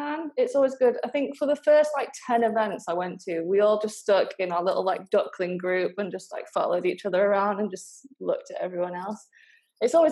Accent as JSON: {"language": "English", "town": "Altrincham", "region": "North West England", "country": "United Kingdom", "tie": "born or raised there", "also_born_or_lived": "Manchester", "said": "I think I'm technically from Cheshire, which is like Altrincham area."}